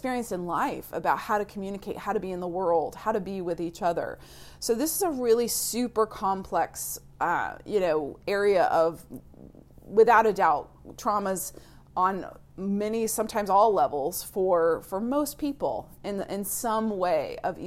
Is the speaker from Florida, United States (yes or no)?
yes; Florida, United States; moved away; I grew up in the South in Florida